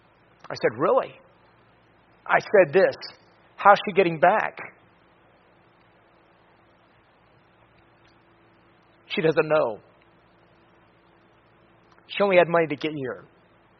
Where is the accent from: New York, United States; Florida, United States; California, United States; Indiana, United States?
Florida, United States; I'm from Florida